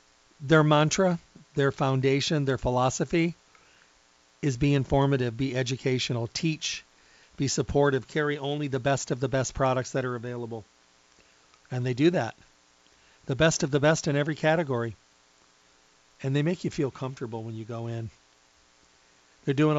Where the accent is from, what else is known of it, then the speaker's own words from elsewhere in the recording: Midwest, United States; I was raised in the Midwest